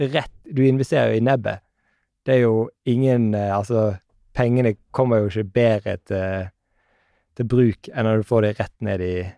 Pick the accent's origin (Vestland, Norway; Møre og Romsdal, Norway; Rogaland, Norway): Vestland, Norway; Bergen; Jeg er fra Bergen